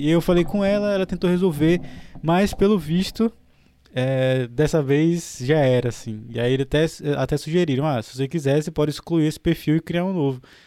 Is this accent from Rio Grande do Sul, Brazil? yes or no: no; Maceió, Alagoas, Brazil; moved away; also born or lived in Europe; Eu, eu, sou de Maceió